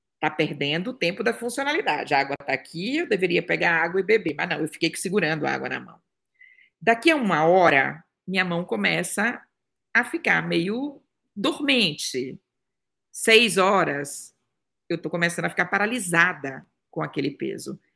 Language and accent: Portuguese; interior of Bahia, Brazil; moved away as an adult; also born or lived in Salvador, Brazil / Germany; nasci no interior da Bahia, sou de Tabu na Bahia, papajaca oficial, tá? E aos 17 anos eu fui morar, eu, com 15 fui morar em Salvador